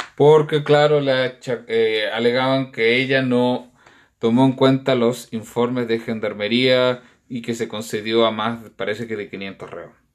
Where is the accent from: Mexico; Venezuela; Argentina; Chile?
Chile